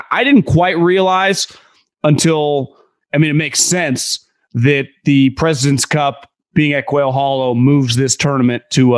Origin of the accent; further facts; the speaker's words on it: Sacramento, California, United States; I'm from the Sacramento area